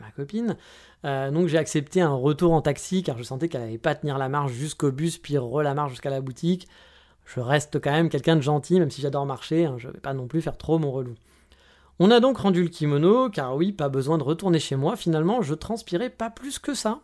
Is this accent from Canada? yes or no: no; France; now in Japan; on est français, monsieur